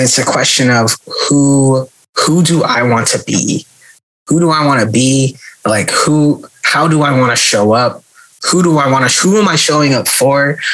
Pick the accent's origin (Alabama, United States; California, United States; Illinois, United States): California, United States; born or raised there; moved away